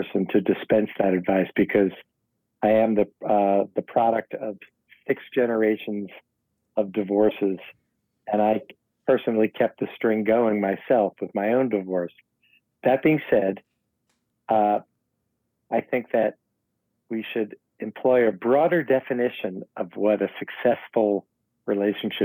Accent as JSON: {"language": "English", "town": "New York City", "region": "New York", "country": "United States", "tie": "born or raised there", "said": "I was born in the Tawny Riverdale section of the Bronx"}